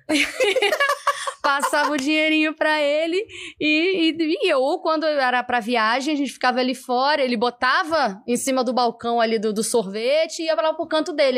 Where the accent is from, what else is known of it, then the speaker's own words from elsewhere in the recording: São Gonçalo, Rio de Janeiro, Brazil; eu sou de São Gonçalo, né? E eu moro lá em Alcântara, do lado, colado no McDonald's que tem lá